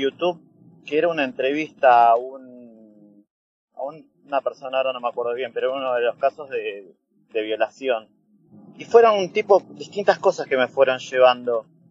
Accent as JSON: {"language": "Spanish", "region": "Buenos Aires", "country": "Argentina", "tie": "born or raised there", "also_born_or_lived": "Bolivia", "said": "yo nací en Bolivia. Me trajeron eh, cuando tenía dos años acá a Buenos Aires"}